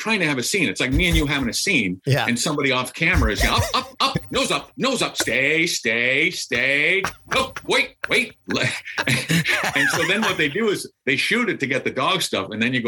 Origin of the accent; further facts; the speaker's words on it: Minneapolis, Minnesota, United States; I am from Minneapolis.